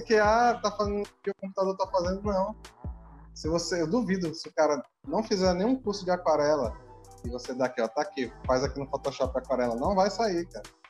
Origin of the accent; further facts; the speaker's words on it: Manaus, Amazonas, Brazil; a gente é de Manaus